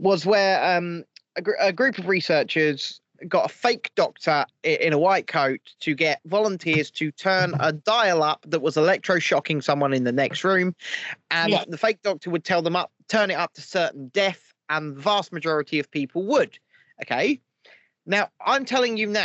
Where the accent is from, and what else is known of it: England, United Kingdom; accent: proper English